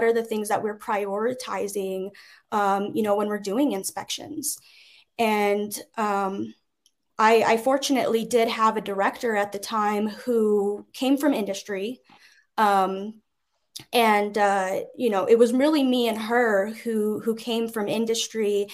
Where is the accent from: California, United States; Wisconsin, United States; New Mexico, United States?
New Mexico, United States; in my home state